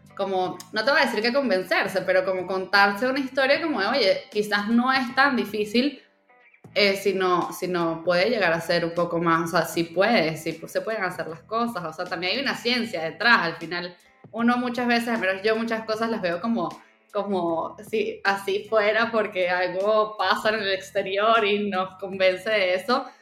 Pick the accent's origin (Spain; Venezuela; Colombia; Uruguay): Venezuela; moved away; also born or lived in Cancún, Mexico / Mexico City, Mexico; yo nací en Venezuela, luego me mudé a México, me mudé primero a Cancún, luego me fui a Ciudad de México